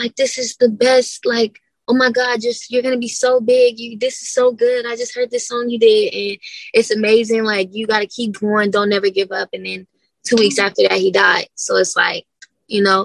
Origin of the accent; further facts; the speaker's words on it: Las Vegas, Nevada, United States; I grew up in a rough area